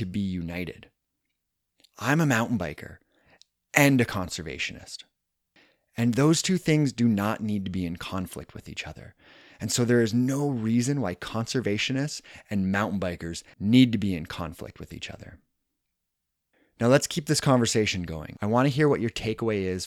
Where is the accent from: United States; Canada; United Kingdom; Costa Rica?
Canada; my home country of Canada